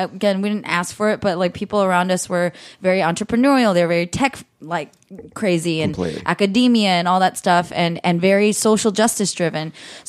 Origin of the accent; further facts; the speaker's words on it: San Francisco, California, United States; I'm from San Francisco